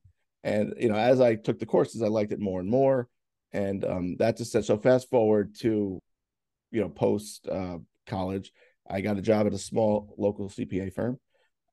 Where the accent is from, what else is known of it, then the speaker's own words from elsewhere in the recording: Bayville, New York, United States; I grew up around here. I grew up in Bayville, which is, you know, like maybe like 10 minutes away.